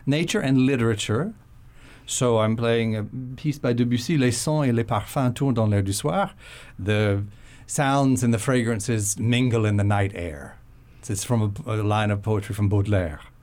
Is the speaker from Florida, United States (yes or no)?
yes; Florida, United States; moved away; also born or lived in south of France; I grew up in Florida, so it wasn't the most tropical part of Florida